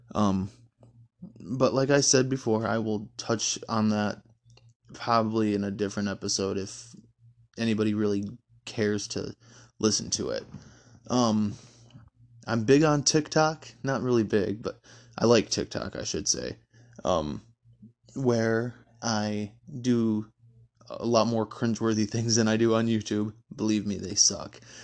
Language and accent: English; Stanton, Michigan, United States; moved away as an adult; now in Louisville, United States; I grew up in Michigan in a very, very small town just north of Grand Rapids called, uh, Stanton